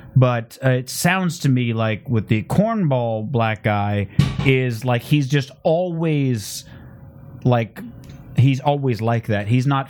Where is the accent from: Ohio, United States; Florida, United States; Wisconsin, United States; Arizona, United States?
Arizona, United States; Phoenix; I'm from Phoenix.